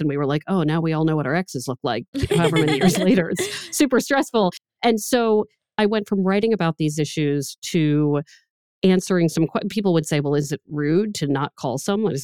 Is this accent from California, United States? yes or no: no; Maryland area, United States; now in Boston, United States; I'm from the Maryland area. So when I moved to Boston